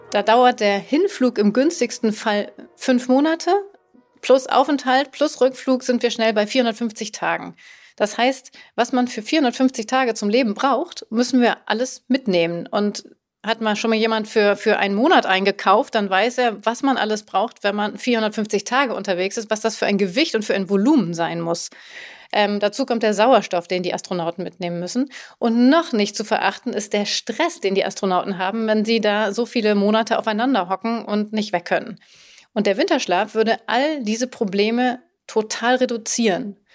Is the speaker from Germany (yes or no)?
no; Langenlois, Lower Austria, Austria; ich bin zehn Jahre alt und ich komme aus Langenlois, das in Österreich.